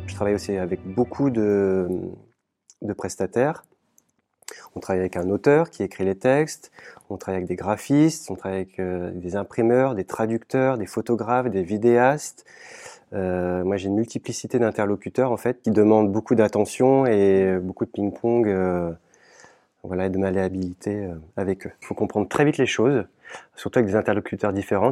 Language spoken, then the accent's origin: French; Caen, Normandy, France; chez nous à Caen